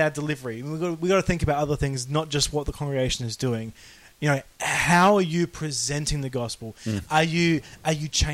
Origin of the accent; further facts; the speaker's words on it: Australia; we're Australian